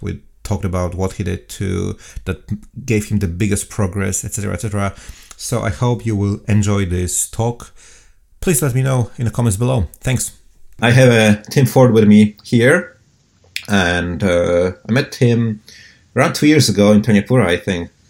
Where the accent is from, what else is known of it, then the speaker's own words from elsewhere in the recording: Poland; now in Auckland, New Zealand; I'm from Poland.